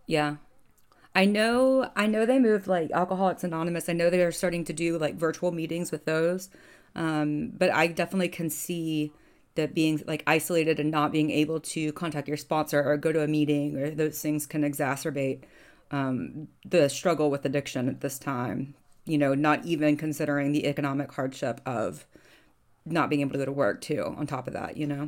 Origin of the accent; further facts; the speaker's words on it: Birmingham, Alabama, United States; also born or lived in Auburn, Alabama; I grew up in Bur-, in Birmingham, which is two hours away from Atlanta